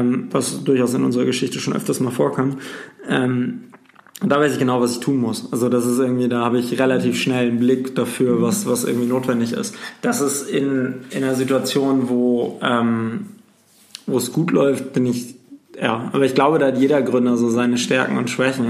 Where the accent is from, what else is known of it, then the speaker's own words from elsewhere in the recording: North Sea, North Sea coast, Germany; ich bin an der Nordsee groß geworden